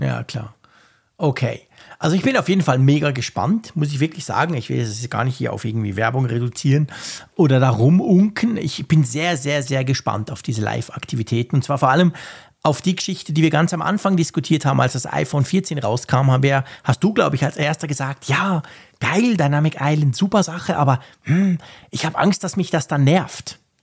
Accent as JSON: {"language": "German", "country": "Switzerland"}